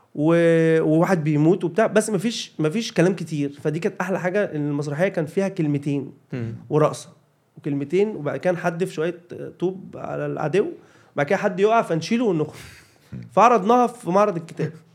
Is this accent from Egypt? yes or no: yes; Cairo, Cairo Governorate, Egypt; انا كنت انا اصلا من شبرا شبرا مصر